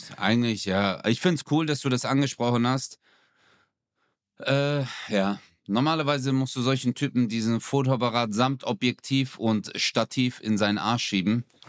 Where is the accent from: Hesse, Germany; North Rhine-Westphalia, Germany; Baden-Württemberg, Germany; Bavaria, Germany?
Baden-Württemberg, Germany; Stuttgart; now in Karlsruhe, Germany; ich bin ja eigentlich Stuttgarter